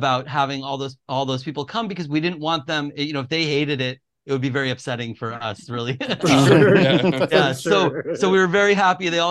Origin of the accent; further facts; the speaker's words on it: Long Island, New York, United States; I grew up in Long Island in New York